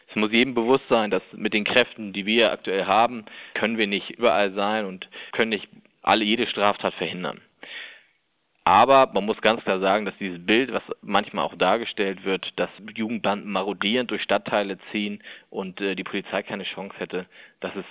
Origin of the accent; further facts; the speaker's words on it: Hamburg, Germany; Da kann ich als Hamburger zum Beispiel sagen, die Vergnügungsmeile St. Pauli, die Reeperbahn